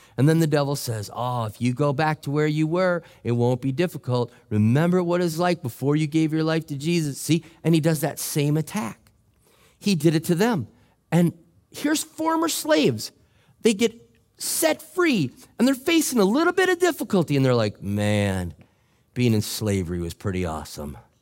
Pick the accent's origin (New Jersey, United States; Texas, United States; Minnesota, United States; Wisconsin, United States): Minnesota, United States; I'm from Minnesota